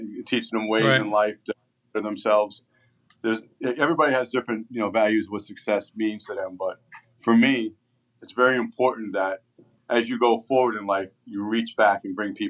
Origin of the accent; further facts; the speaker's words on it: Coral Springs, Florida, United States; also born or lived in New York / Tamarac, Florida; now in Parkland, United States; I was born in New York, but when I was 10 years old or 9 years old, my parents moved down to Florida and transplanted us from New York